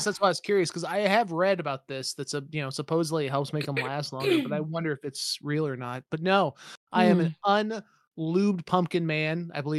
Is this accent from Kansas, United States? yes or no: yes; De Soto, Kansas, United States; Oh, I grew up in the Johnson County side. I'm suburbs.